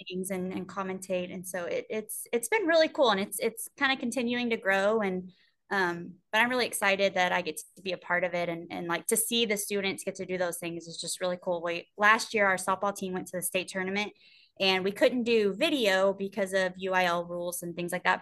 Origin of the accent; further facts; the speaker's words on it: Sweeny, Texas, United States; being in my hometown